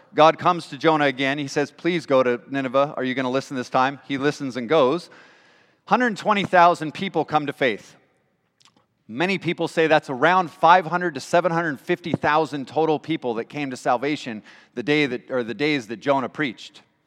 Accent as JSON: {"language": "English", "region": "California", "country": "United States", "also_born_or_lived": "Washington / England", "moved": "yes", "lives_now": "Michigan, United States", "said": "I'm from California originally"}